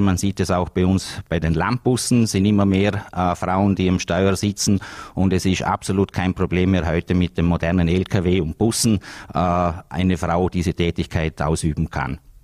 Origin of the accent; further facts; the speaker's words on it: Vorarlberg, Austria; bei uns in Österreich und auch in Vorarlberg